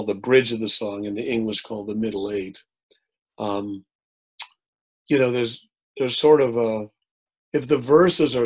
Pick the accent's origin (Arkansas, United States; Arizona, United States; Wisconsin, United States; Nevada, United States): Wisconsin, United States; Milwaukee; I was from Milwaukee